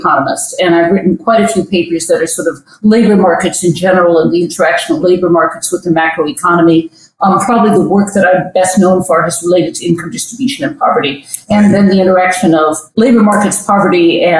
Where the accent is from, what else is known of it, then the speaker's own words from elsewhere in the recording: St. Paul, Minnesota, United States; also born or lived in Missouri / Upper Peninsula of Michigan / East Lansing, Michigan; now in Madison, United States; to St. Paul, Minnesota. I went to junior high school, and college, University of Minnesota in St. Paul. So I think of myself as having grown up in the Twin Cities